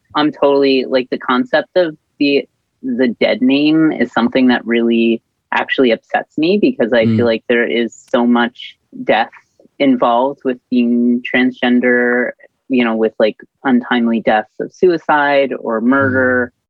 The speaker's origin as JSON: {"language": "English", "region": "New Jersey", "country": "United States", "moved": "yes", "lives_now": "Montreal, Canada", "said": "I am originally from the United States. I'm from New Jersey, but I'm currently living in Jojage, which is historically a gathering place for many First Nations people, but today it's colonially known as Montreal."}